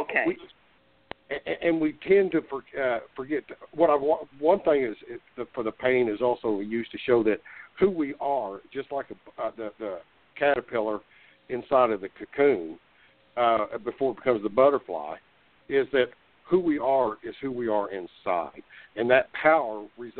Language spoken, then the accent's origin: English; Tulsa, Oklahoma, United States; I was born in Tulsa and basically raised in Tulsa.